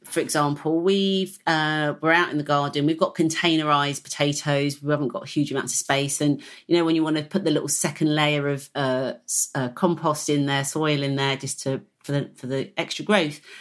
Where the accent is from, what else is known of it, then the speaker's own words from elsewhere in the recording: Hertfordshire, East of England, United Kingdom; I was brought up in the Green Belt, if you like, of, of Hertfordshire